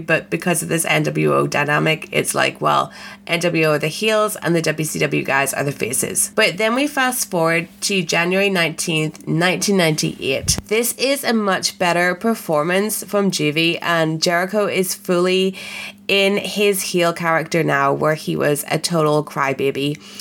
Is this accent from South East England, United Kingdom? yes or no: no; Belfast, Northern Ireland, United Kingdom; I am from Belfast